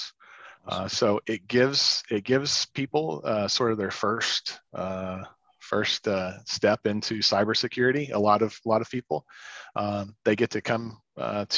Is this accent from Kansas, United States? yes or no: no; Oklahoma, United States; Growing up in Oklahoma in the middle of the Bible Belt